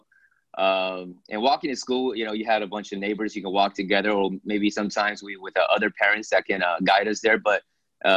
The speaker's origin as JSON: {"language": "English", "town": "Philadelphia", "region": "Pennsylvania", "country": "United States", "tie": "born or raised there", "also_born_or_lived": "Beijing, China / Hong Kong", "moved": "yes", "lives_now": "Los Angeles, United States", "said": "my family, first generation of immigrants, moved to Philadelphia, Pennsylvania, where I stayed there the early stages of my life"}